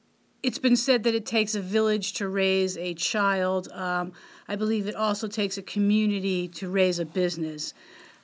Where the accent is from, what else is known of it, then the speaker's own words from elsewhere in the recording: Boston, Massachusetts, United States; also born or lived in Long Island, New York; now in Youngstown, United States; I'm originally from Boston. Spent 20 years on Long Island